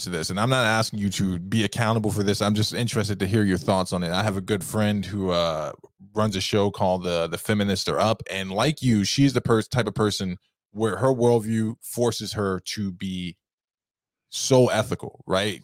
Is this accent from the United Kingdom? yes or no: no; New York, United States; moved away as an adult; now in upstate New York, United States; growing up in Harlem